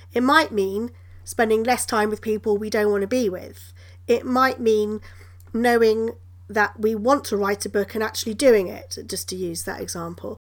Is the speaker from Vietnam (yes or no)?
no; United Kingdom; I'm British